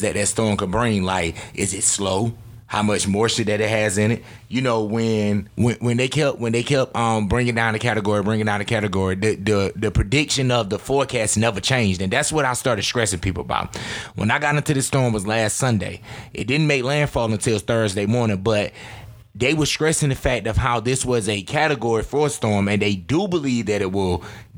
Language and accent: English; New Bern, North Carolina, United States; my hometown